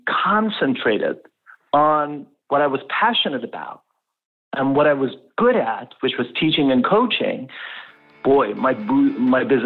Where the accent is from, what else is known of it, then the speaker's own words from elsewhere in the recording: Tehran, Tehran Province, Iran; moved away as an adult; now in Canada; I was born and raised in Tehran, the capital city of Iran, and in a middle-class family.